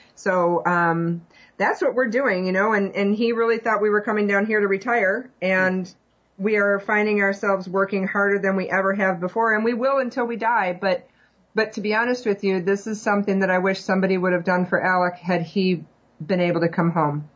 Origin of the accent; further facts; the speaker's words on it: northern Illinois, United States; moved away as an adult; also born or lived in Georgia / Arizona / Germany; I was born and raised in northern Illinois